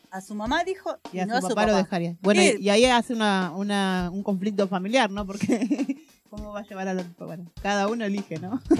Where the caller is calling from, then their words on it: Wilde, Buenos Aires Province, Argentina; de Wilde.